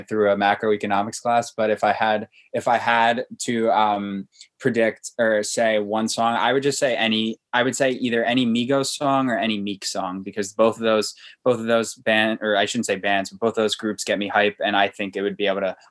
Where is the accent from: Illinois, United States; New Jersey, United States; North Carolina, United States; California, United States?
New Jersey, United States; moved away; I'm from New Jersey